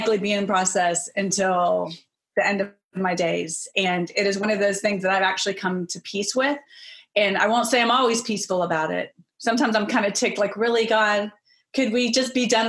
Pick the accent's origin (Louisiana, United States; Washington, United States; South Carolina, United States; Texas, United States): Texas, United States; moved away as an adult; also born or lived in Colorado / Chicago; I'm originally from Texas.